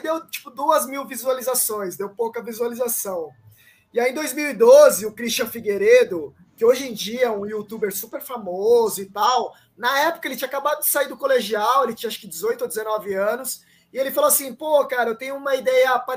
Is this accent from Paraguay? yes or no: yes; Paraguay; Não, e assim, cara, eu sou um japonês paraguaio. Eu falo assim, galera, sou do Paraguai e tal.